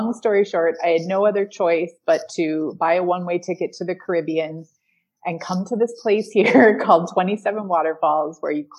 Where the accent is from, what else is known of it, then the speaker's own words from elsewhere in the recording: Green Bay, Wisconsin, United States; now in Dominican Republic; I am from Green Bay, Wisconsin.